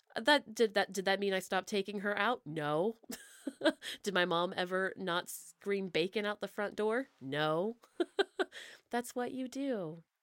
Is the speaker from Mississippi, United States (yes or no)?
no; Bellefonte, Pennsylvania, United States; moved away; I'm from Pennsylvania originally